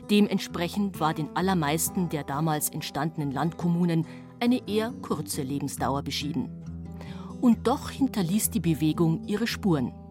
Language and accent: German; Munich, Bavaria, Germany; Ich bin ja Münchnerin